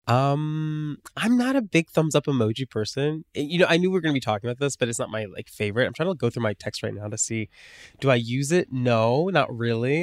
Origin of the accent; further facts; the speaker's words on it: United States; I grew up on the Kentucky border